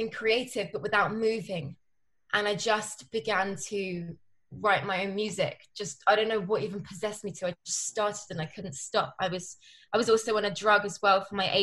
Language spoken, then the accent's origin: English; London, United Kingdom; I'm from Northwest London.